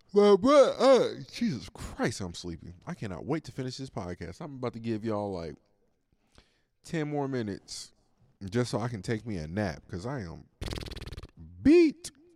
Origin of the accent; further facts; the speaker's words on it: United States; as an American